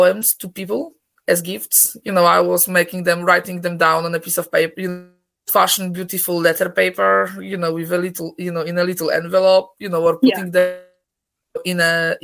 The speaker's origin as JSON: {"language": "English", "country": "Poland", "tie": "born or raised there", "second_language": "English", "moved": "as an adult", "lives_now": "Scotland, United Kingdom", "said": "I'm originally from Poland, Scotland for the last 17 years"}